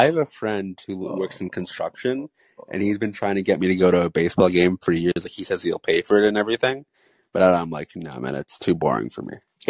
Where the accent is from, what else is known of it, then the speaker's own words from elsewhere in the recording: California, United States; I'm an American citizen. I'm from America. I'm from California